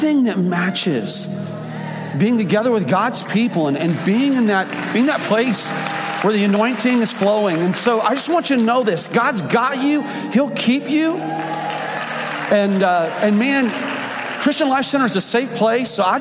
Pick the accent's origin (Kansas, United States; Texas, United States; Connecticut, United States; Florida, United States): Florida, United States; Fort Myers; also born or lived in Illinois; grew up in Florida